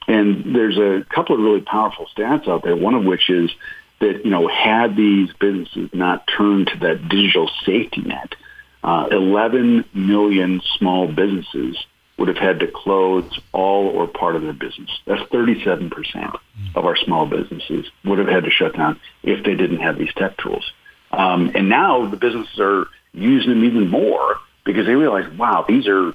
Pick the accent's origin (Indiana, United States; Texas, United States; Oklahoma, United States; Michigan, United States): Michigan, United States; moved away; There's a cheese shop in my hometown of Michigan